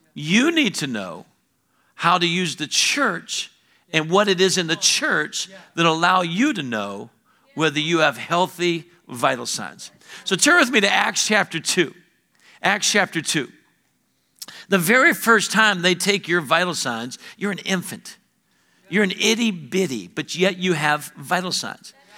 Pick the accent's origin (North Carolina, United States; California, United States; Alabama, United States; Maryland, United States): Alabama, United States